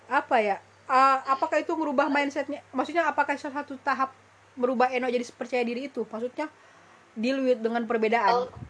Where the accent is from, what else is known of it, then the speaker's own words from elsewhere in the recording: Sulawesi, Indonesia; now in Java, Indonesia; aku dari Sulawesi itu pindah ke Pulau Jawa di mana ada perbedaan perbedaan culture yang cukup kuat